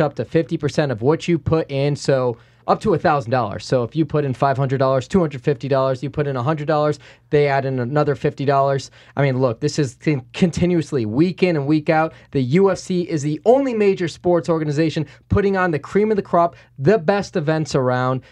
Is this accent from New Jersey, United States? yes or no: no; Chicago suburbs, Illinois, United States; now in Las Vegas, United States; growing up in the Chicago suburbs, twenty-five miles out of the city in the nineties